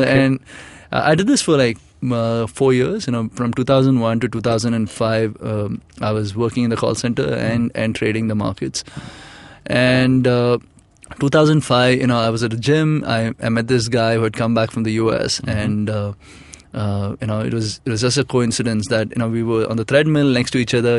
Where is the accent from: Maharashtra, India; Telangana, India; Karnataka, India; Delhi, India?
Karnataka, India; Bangalore; I'm from Bangalore, mm. and uh, so the area I was staying in was you know was full of Marwadis